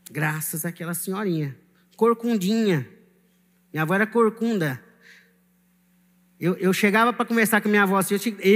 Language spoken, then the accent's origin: Portuguese; Maranhão, Brazil; Eu vim do Maranhão, mas na verdade eu sou nação santa. Estou falando isso olhando para o Maranhão